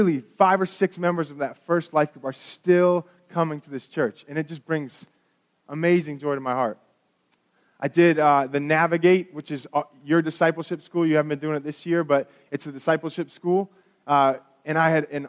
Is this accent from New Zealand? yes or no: no; North Shore, Massachusetts, United States; moved away as an adult; now in Waltham, United States; I was born and raised on the North Shore, so I was born and raised in paradise